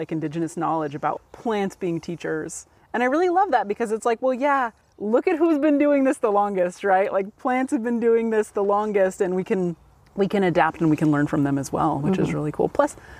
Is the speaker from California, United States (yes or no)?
yes; California, United States; I'm born and raised in California too.